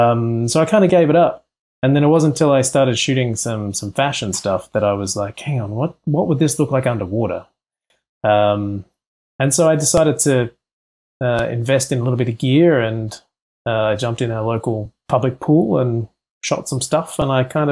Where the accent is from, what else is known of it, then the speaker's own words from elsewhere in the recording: Central Coast, New South Wales, Australia; now in Los Angeles, United States; I grew up in a small area called the Central Coast, and it's just north of Sydney.